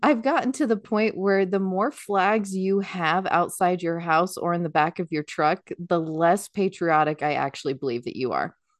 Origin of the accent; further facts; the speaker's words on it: United States; we're American